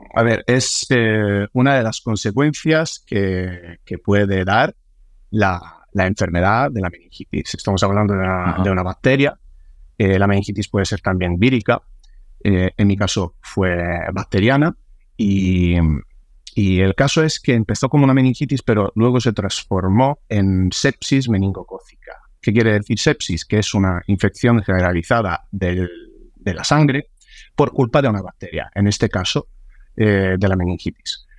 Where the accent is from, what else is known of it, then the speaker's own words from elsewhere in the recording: Sicily, Italy; now in Spain; mi familia que, venía corriendo desde, desde Sicilia, porque viven, viven ahí, yo soy italiano, soy de ahí